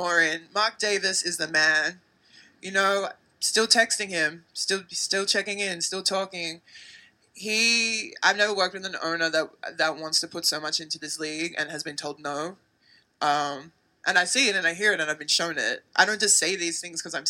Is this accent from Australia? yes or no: yes; Australia; moved away as an adult; now in United States; I actually own a business back home in Australia